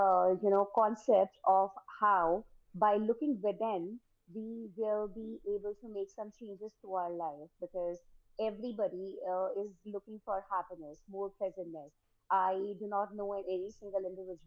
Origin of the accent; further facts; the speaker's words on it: New Delhi, Delhi, India; I was born and brought up in India, New Delhi, India.